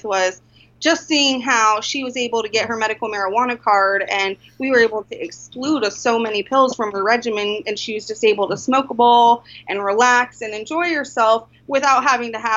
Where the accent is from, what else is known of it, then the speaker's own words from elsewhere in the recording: Colorado, United States; moved away as an adult; now in Alaska, United States; I am originally from Colorado, and I moved to Alaska actually for my first budtender position